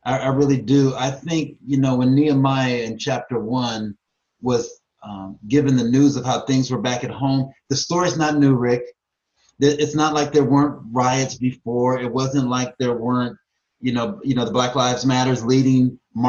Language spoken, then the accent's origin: English; Tacoma, Washington, United States; also born or lived in Louisiana; now in Atlanta, United States; living in Atlanta is so different than growing up in Tacoma.